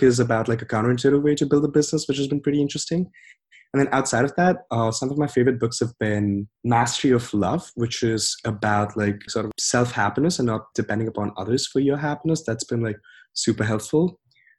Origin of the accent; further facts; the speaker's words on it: India; moved away as an adult; growing up in India